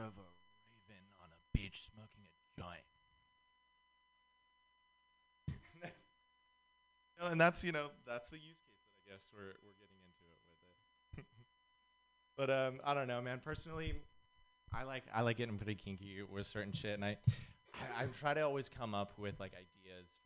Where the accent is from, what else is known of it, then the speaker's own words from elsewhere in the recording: Santa Cruz, California, United States; I'm actually from Santa Cruz